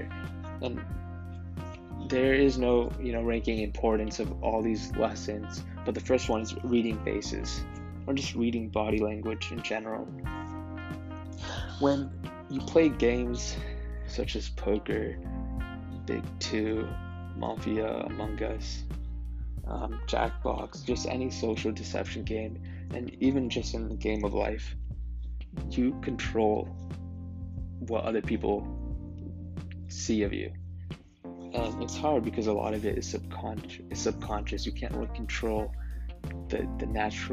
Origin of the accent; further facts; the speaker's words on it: Las Vegas, Nevada, United States; moved away; growing up in Las Vegas